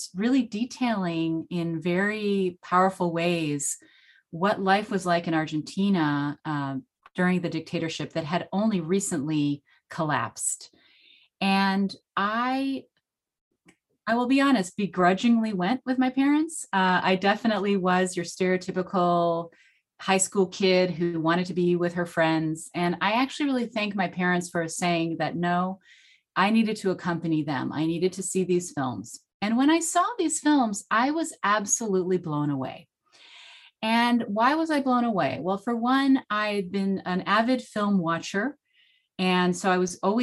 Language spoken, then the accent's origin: English; United States; first language Spanish; English is a second language; I was born in the US.